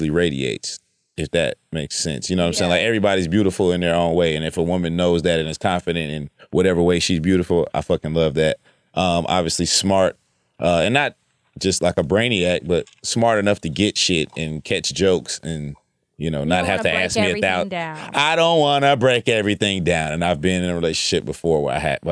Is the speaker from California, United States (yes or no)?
yes; Los Angeles, California, United States; moved away as an adult; also born or lived in South Carolina; now in Atlanta, United States; I'm from Los Angeles